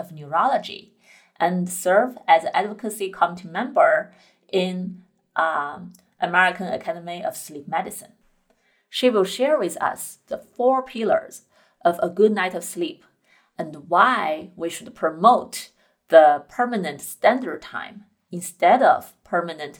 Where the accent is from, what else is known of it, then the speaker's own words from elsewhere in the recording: China; moved away; I grew up in China